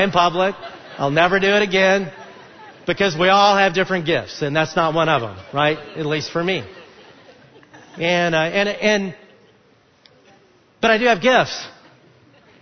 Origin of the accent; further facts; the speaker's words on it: Alabama, United States; moved away; I grew up in Alabama